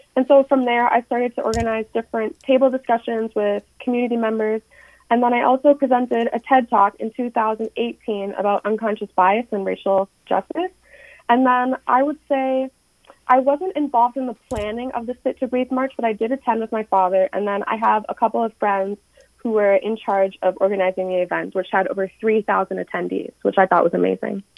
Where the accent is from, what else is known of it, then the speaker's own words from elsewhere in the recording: Minneapolis, Minnesota, United States; I'm from Minneapolis, Minnesota and I just graduated from high school.